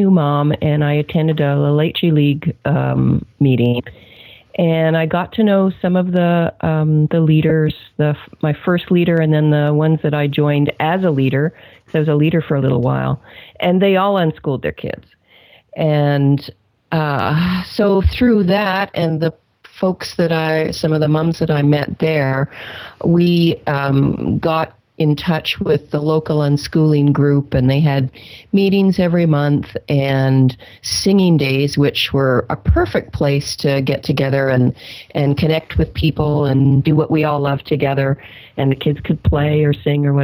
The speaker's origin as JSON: {"language": "English", "town": "Victoria", "region": "British Columbia", "country": "Canada", "tie": "born or raised there", "moved": "as an adult", "lives_now": "Washington State, United States", "said": "we're Canadians. I was born in Victoria."}